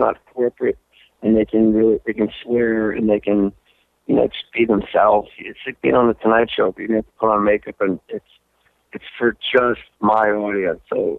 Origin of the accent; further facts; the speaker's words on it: New Jersey, United States; a guy I grew up with in New Jersey.